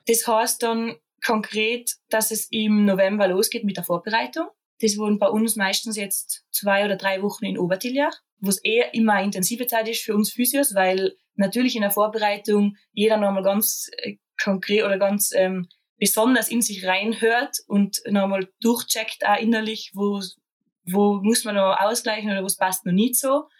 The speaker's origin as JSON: {"language": "German", "country": "Austria", "said": "bei uns in Österreich"}